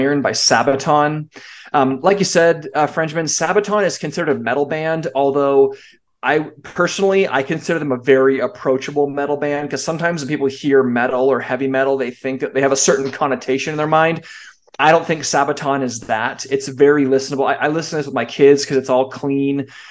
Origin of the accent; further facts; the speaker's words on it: California, United States; I grew up in California